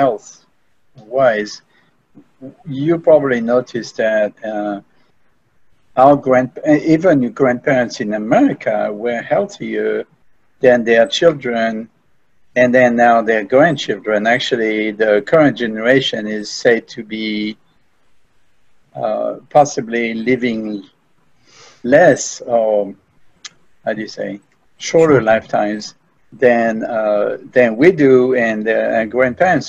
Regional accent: France; now in United States; I was raised in France

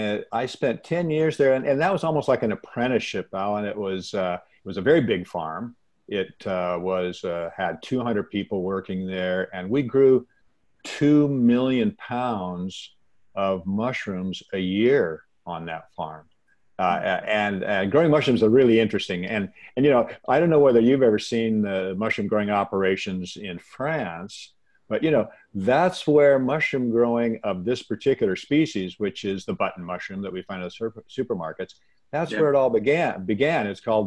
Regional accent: Washington, United States; I was born and raised in the Pacific Northwest of the United States, in Washington, actually. And we are an evergreen area. We get lots of rain. We have lots of forests.

